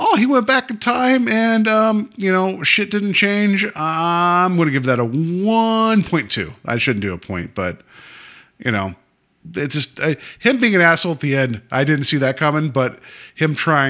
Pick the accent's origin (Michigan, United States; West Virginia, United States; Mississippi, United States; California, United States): West Virginia, United States; now in Ohio, United States; I've lived here longer than my home state of West Virginia, so I guess I'm an Ohioan now